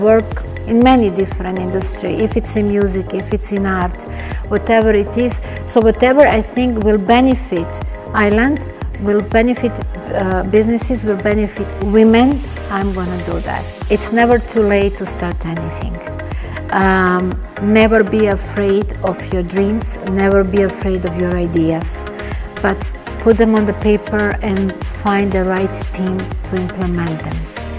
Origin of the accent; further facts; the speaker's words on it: Belgrade, Serbia; English is a second language; now in Cyprus; Me coming from, I'm originally from Belgrade, Serbia, and we have a very, very strong connection with Cypriot and Greek people.